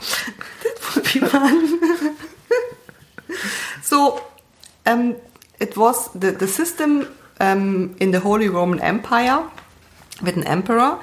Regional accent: East Germany, Germany; I'm from East Germany

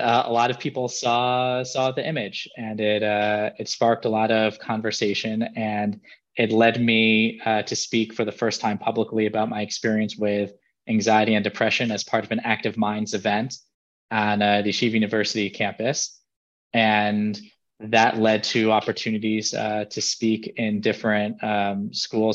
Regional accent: New York City, New York, United States; now in Jerusalem, Israel; I grew up in Riverdale, New York, currently live in Jerusalem, Israel.

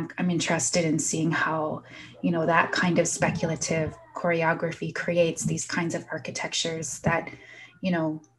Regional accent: Southern Ontario, Canada; also born or lived in Prince Albert, Saskatchewan; I was born in Prince Albert, Saskatchewan, and then adopted out and traveled east, and now, you know, pretty much raised in Southern Ontario

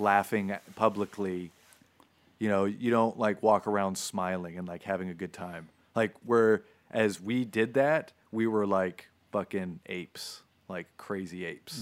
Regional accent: Florida, United States; moved away; I grew up in Florida

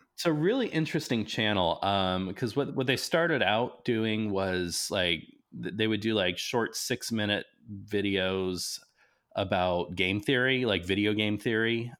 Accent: Nebraska, United States; I grew up in Nebraska

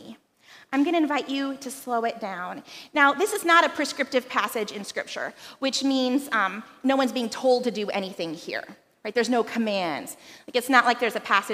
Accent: Philippines; moved away; growing up in the Philippines

